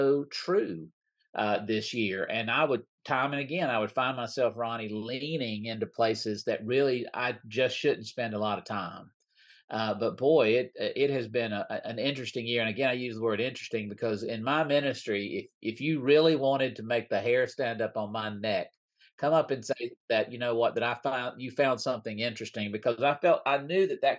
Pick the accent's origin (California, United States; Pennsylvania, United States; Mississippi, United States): Mississippi, United States; I grew up in Mississippi.